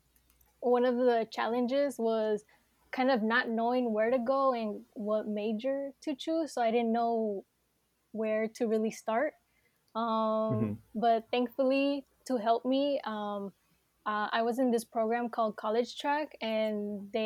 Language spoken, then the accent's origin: English; Bay Area, California, United States; I grew up in the Bay Area